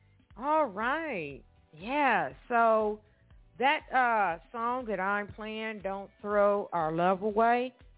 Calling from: Evansville, Indiana, United States; I am calling from Evansville, Indiana.

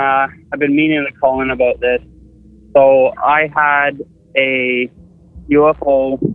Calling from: Tillsonburg, Ontario, Canada; … from Tilsonburg, Ontario.

